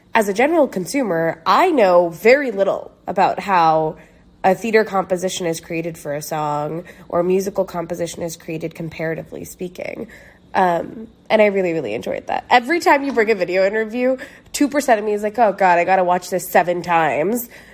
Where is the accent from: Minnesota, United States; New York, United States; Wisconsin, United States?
New York, United States; growing up in New York